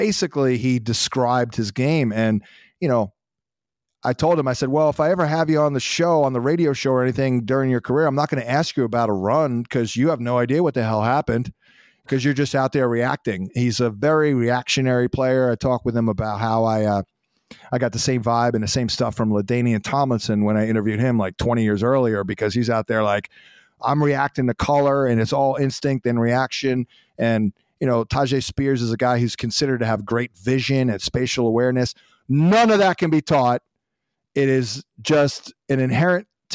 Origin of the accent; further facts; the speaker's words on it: New Jersey, United States; where I grew up in New Jersey